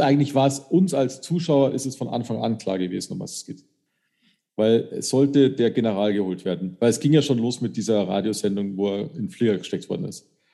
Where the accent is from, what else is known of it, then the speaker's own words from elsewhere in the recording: Munich, Bavaria, Germany; bei uns in München